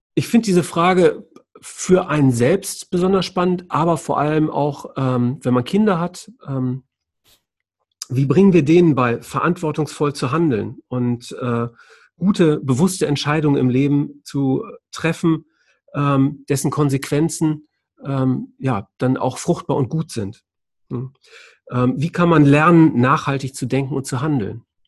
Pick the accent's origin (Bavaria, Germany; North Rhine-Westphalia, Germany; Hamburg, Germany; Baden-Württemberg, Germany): North Rhine-Westphalia, Germany; Düsseldorf; 1970 geboren in Düsseldorf